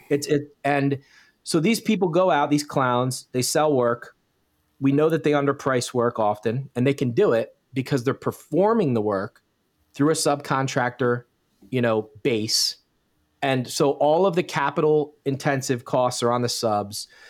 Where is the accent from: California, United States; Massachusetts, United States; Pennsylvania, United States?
Pennsylvania, United States; Bucks County; I'm born and raised, was born and raised in Bucks County, Pennsylvania, which is just south of the valley, very rural area